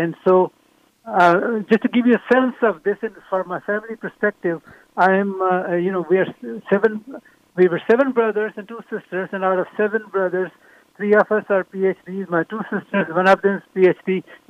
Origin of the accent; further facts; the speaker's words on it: Vadodara, Gujarat, India; now in United States; I was born in Baroda, in Gujarat. So I'm Gujarati by birth, but my family moved to Gujarat after the country was divided.